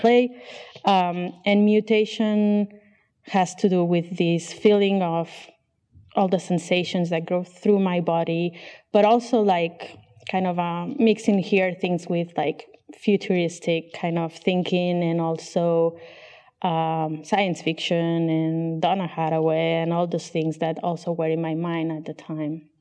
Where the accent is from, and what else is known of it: Barcelona, Catalonia, Spain; first language Catalan and Spanish; English is a second language; moved away as an adult; also born or lived in Chicago; now in Barcelona, Spain